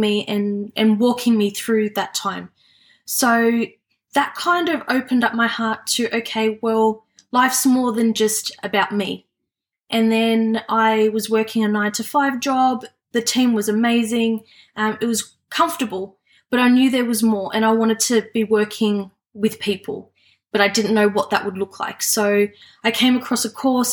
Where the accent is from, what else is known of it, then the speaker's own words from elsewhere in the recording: Sydney, New South Wales, Australia; I was born and live in Western Sydney